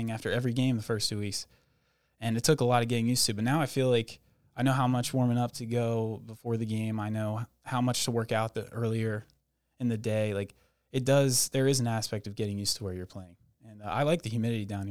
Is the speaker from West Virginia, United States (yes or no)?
yes; Morgantown, West Virginia, United States; I'm from Morgantown, West Virginia